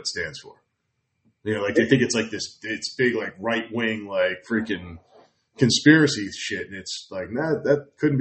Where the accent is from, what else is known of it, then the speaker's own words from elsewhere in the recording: New Jersey, United States; I grew up in New Jersey